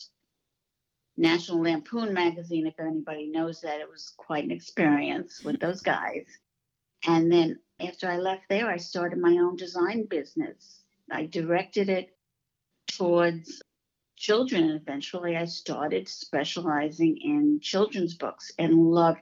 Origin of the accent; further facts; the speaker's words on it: New York City, New York, United States; moved away as an adult; also born or lived in Queens, New York; now in Florida, United States; I was born in New York. Most people don't know there are 5 boroughs in New York, and I didn't live in Manhattan. I lived in the Bronx, and it was an amazing childhood